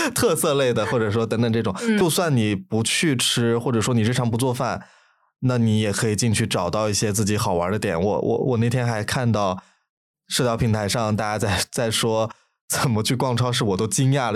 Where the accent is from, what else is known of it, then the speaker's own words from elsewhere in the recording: Lanzhou, Gansu, China; moved away; 如果比如说我是兰州人嘛，我能在河马看到